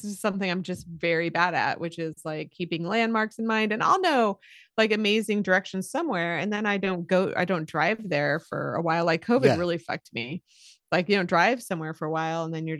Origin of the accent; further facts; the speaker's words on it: Tacoma, Washington, United States; I don't know, like I'm actually like from Tacoma.